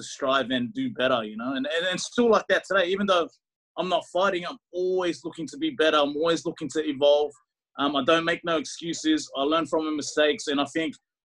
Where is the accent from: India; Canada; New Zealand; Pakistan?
New Zealand; moved away; So I'm from New Zealand with Tongan heritage.